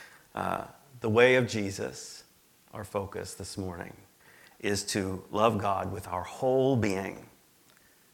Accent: Midwest, United States; moved away as an adult; also born or lived in Hawaii; now in Mountain Home, United States; I'm originally from the Midwest

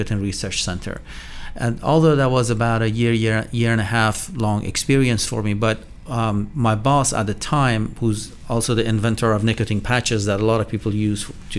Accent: Iran; born or raised there; English is a second language; moved away as an adult; also born or lived in St. Petersburg, Florida / Raleigh, North Carolina; now in North Carolina, United States

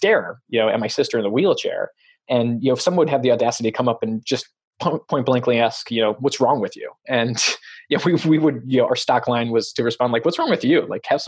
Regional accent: Chicago, Illinois, United States; now in Santa Cruz, United States; I grew up in Chicago.

